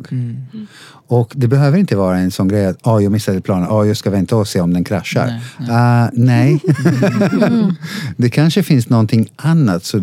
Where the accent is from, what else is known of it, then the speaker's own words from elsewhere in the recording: Italy; Swedish is a second language; Och jag är italienare, du vet, och eh